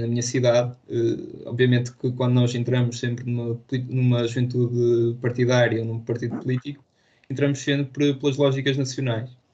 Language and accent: Portuguese; Póvoa de Varzim, Norte, Portugal; eu tenho 18 anos, sou da, da Pova de Barzim